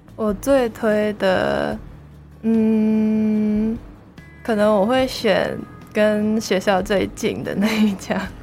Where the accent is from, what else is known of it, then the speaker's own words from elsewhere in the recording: Hong Kong; first language Cantonese; Chinese is a second language; moved away as an adult; now in Taiwan; 我系来自外国语文系嘅 Year Three 香港人。